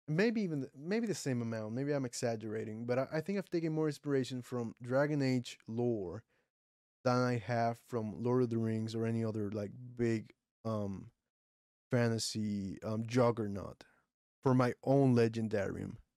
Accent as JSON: {"language": "English", "country": "Puerto Rico", "first_language": "Spanish", "second_language": "English", "said": "I'm from Puerto Rico"}